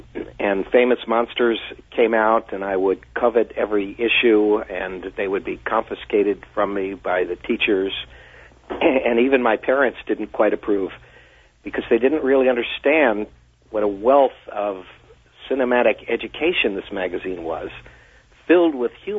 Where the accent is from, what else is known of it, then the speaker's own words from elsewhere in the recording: Washington, D.C. area, United States; because I grew up near Washington, D.C.